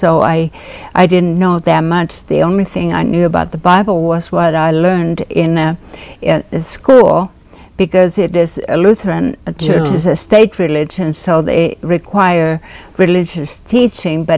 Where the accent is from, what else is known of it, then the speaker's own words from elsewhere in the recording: Finland; I grew up in, I was born and raised in Finland